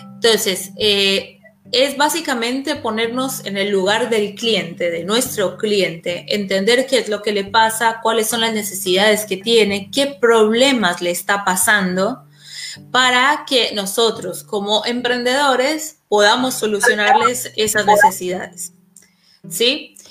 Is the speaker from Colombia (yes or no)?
yes; Colombia; moved away as an adult; now in Argentina; yo soy colombiana, yo vivo en Argentina hace 10 años